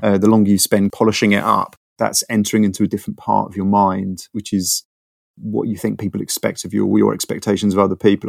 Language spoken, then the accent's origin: English; London, United Kingdom; I grew up in London. I'm one of the six percent of Londoners who are from London. I grew up in Bounds Green